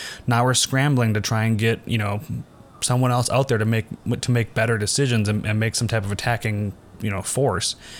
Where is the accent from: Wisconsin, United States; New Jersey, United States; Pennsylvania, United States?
Wisconsin, United States; moved away; we both come from Wisconsin.